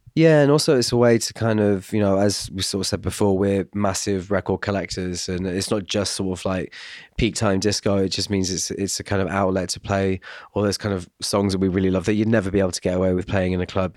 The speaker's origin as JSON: {"language": "English", "town": "Glastonbury", "region": "South West England", "country": "United Kingdom", "tie": "born or raised there", "moved": "yes", "said": "I'm from Glastonbury as well, it's my home, my home village pretty much"}